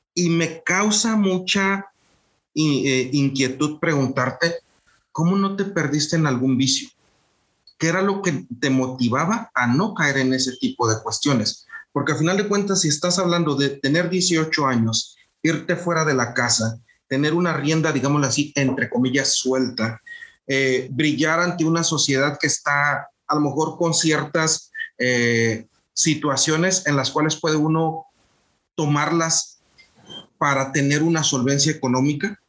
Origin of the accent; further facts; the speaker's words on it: Mexico; moved away; somos mexicanos haciendo negocios en Europa